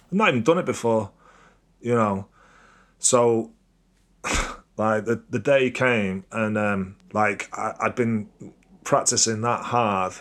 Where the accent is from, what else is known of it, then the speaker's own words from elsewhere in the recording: Crewe, North West England, United Kingdom; I'm from Crewe. It's not, it's not the same, you know? It's like, I ain't grown up in Manchester